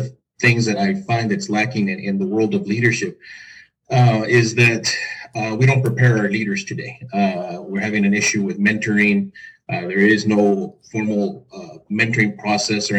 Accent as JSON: {"language": "English", "town": "El Paso", "region": "Texas", "country": "United States", "said": "I'm from El Paso, Texas"}